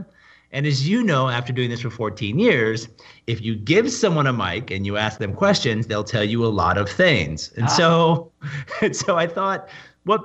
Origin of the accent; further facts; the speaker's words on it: Portland, Oregon, United States; I grew up in Portland, Oregon